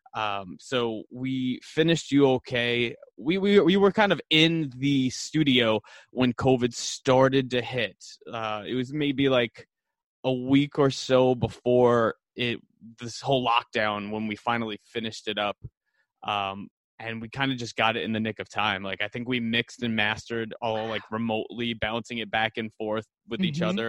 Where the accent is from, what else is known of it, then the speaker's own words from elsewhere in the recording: New York City, New York, United States; also born or lived in East Village, New York City; I'm originally from Staten Island, and then I went to high school and college in the city